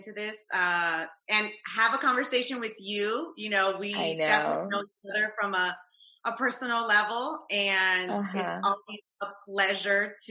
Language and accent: English; Los Angeles, California, United States; moved away as an adult; also born or lived in Santa Barbara, California; now in Atlanta, United States; I'm originally from Los Angeles, California. I currently live in Atlanta, Georgia. My career brought me here, but most of my childhood has been in Los Angeles